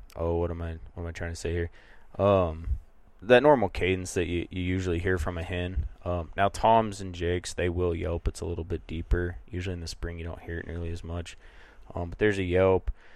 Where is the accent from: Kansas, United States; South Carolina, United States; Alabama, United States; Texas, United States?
Kansas, United States; northeast; moved away as an adult; now in Montana, United States; So I cut my teeth chasing birds in, in northeast Kansas.